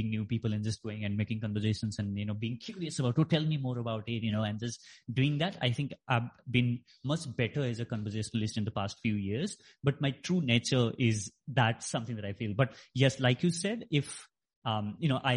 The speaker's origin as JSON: {"language": "English", "country": "Nepal", "tie": "born or raised there", "moved": "yes", "said": "I grew up in Nepal, so my school was there."}